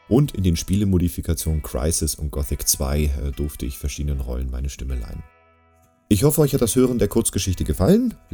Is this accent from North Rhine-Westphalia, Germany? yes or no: no; Hamburg, Germany; now in Bühl, Germany; Ich bin gebürtiger Hamburger, lebe aber im wunderschönen Bühl